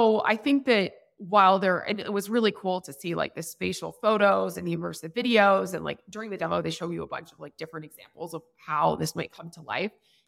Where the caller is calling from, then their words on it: Mexico City, Mexico; I am calling in from Vayner, Mexico. We just moved into a beautiful new office in Mexico City. So that is where I am.